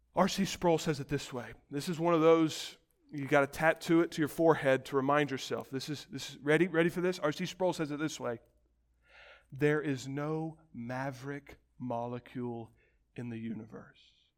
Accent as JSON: {"language": "English", "country": "United States", "said": "As modern American Christians"}